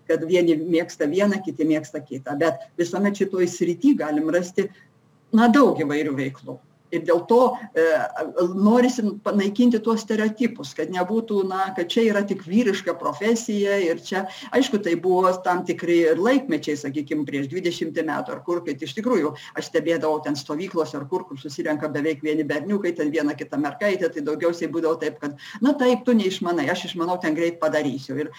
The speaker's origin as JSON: {"language": "Lithuanian", "country": "Lithuania"}